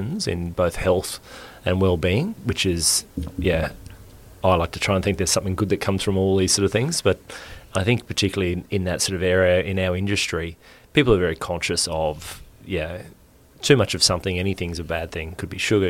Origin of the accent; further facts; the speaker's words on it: Queensland, Australia; also born or lived in Brisbane; I am a Queensland boy. I grew up around Queensland